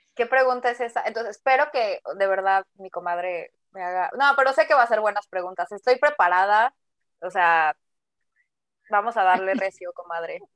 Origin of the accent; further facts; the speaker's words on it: Mexico City, Mexico; also born or lived in Guadalajara; crecí en la Ciudad de México, soy de Guadalajara